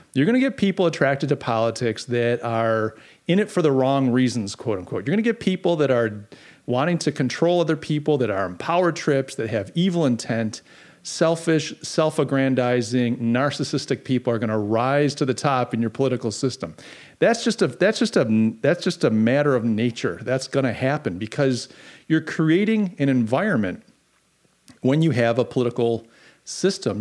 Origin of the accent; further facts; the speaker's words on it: United States; it's like sacrilegious to even question democracy as an American. We're so proud of our democracy.